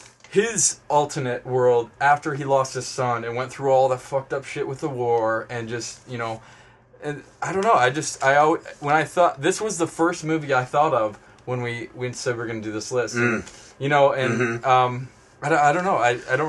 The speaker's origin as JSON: {"language": "English", "region": "Kansas", "country": "United States", "tie": "born or raised there", "said": "I grew up in Kansas, I know."}